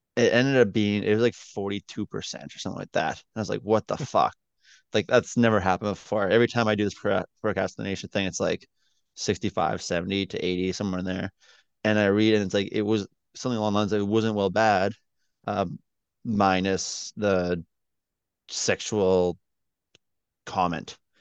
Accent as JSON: {"language": "English", "country": "Canada", "said": "as a Canadian"}